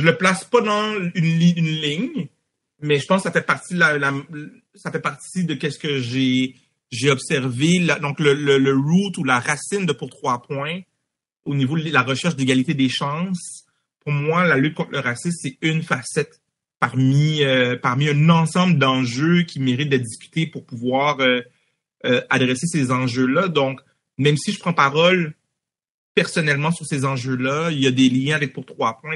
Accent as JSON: {"language": "French", "town": "Montreal", "region": "Quebec", "country": "Canada", "tie": "born or raised there", "said": "étant d'origine haïtienne, née à Montréal. J'ai grandi à Anjou, dans l'est de Montréal"}